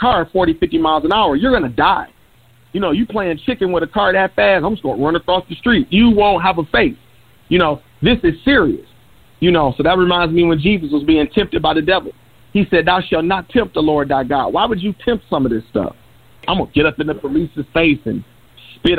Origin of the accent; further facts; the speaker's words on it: Detroit, Michigan, United States; I'm from Detroit